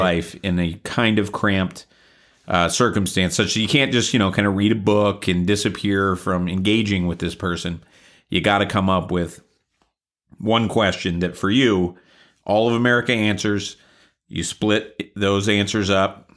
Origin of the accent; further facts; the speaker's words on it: the South, United States; I grew up in the South